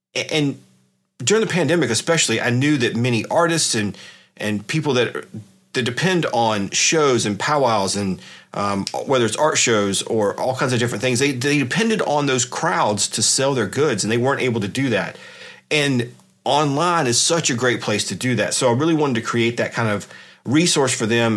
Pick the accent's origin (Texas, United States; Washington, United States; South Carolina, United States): South Carolina, United States; I grew up in South Carolina, I've been here all my life